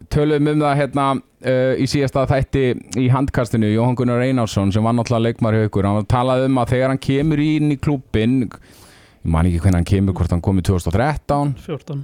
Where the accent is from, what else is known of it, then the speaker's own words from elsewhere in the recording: Akureyri, Northeastern Region, Iceland; ég er nú frá Akureyri sjálfur